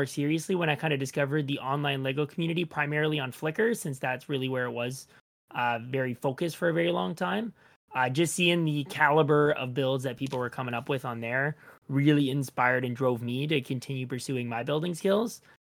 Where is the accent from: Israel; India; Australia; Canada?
Canada; Toronto, Ontario; I'm from Toronto in Canada. I've been born and raised here and been building all my life here as well.